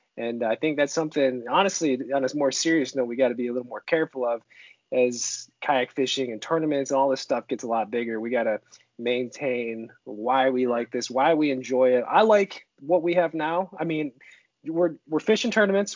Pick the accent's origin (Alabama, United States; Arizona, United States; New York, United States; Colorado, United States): New York, United States; Seneca Falls; moved away as an adult; now in Northern California, United States; grew up in Seneca Falls, New York uh, for the first 25 years of my life